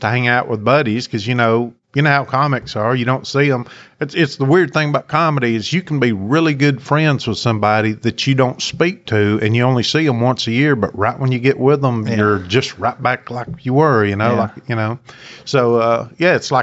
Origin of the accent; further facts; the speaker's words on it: Knoxville, Tennessee, United States; accent: Appalachian; also born or lived in Smoky Mountains; I was born in Knoxville, and my accent is Appalachian. I grew up with when I was a little kid, my dad was in the Navy, and I lived in the Smoky Mountains